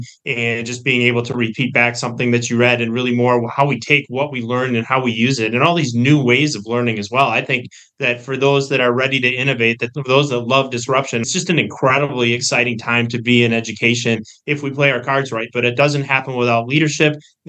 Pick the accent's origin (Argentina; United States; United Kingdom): United States; Wisconsin; my home state of Wisconsin